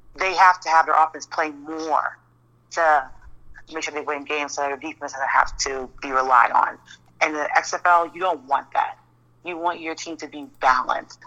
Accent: New York, United States; I'm from New York.

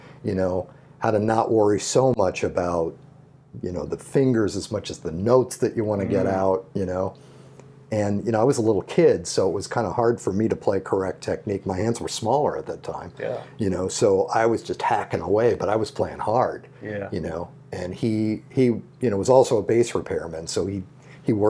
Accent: St. Louis, Missouri, United States; I grew up in St. Louis

